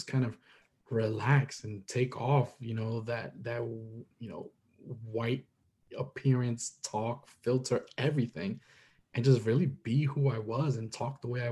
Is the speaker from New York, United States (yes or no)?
yes; New York City, New York, United States; I'm a New Yorker, Dominicano